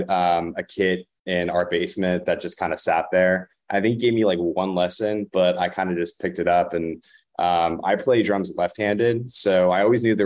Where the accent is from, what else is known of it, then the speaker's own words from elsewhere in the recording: Fairfax, Virginia, United States; also born or lived in Augusta, Georgia; now in Los Angeles, United States; I'm from Fairfax, Virginia, just outside Washington, D.C.